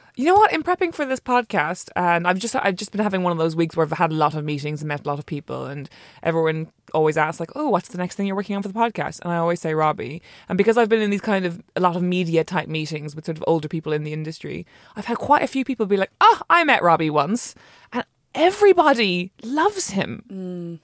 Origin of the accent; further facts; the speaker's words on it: Ireland; I'm Irish